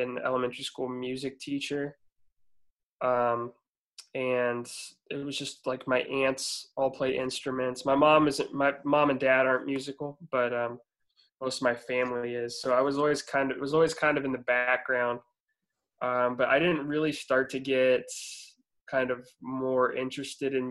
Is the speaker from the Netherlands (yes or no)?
no; Warsaw, Indiana, United States; I was born and raised in Warsaw, Indiana, which is a small town, like north central Indiana